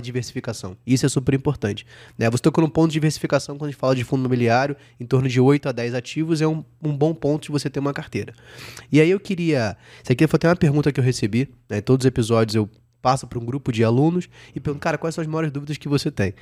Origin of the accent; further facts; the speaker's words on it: Rio de Janeiro, Brazil; now in São Paulo, Brazil; eu sou carioca, né? Então, assim, eu moro em São Paulo